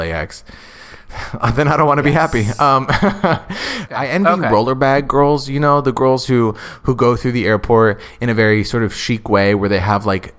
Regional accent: United States

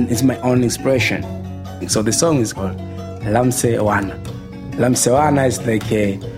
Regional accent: Tanzania; I'm from Tanzania. I'm doing traditional music from Tanzania, central part in Dodoma. … he was a master of uh, traditional music.

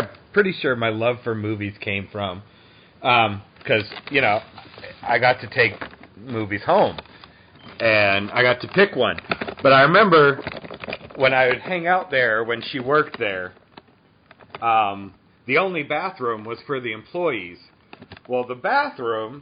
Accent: Massachusetts, United States; now in Atlanta, United States; I grew up in Massachusetts

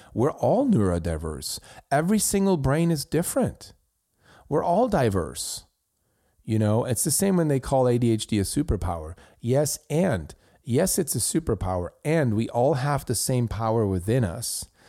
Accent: Switzerland; I grew up in Switzerland

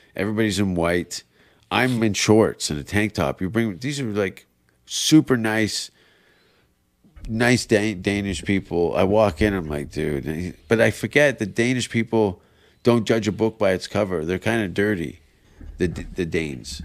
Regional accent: Canada; moved away; as a Canadian

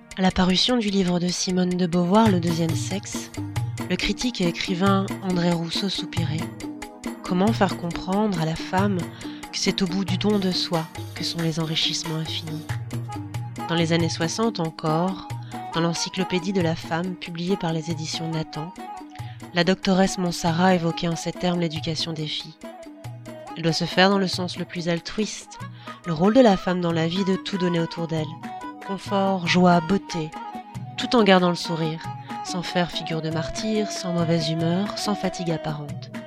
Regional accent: Belgium; Je suis belge

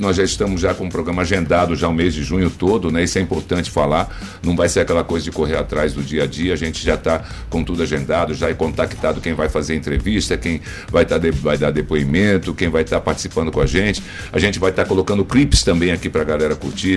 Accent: São Paulo, Brazil; also born or lived in Rio de Janeiro; now in Maranhão, Brazil; sou carioca, né? Fui criado em São Paulo

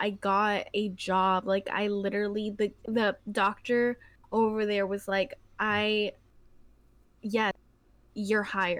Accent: Mexico; born there; No, honey, I'm from Mexico too. {S1} Yeah. {S0} I was born in Mexico too. My parents are from the same place as you. I speak the same language as you.

